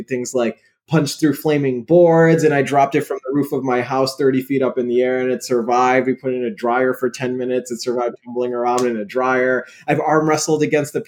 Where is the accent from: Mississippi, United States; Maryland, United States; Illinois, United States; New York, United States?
Illinois, United States; Chicago suburbs; My parents are from Pakistan. I was born in the Chicago suburbs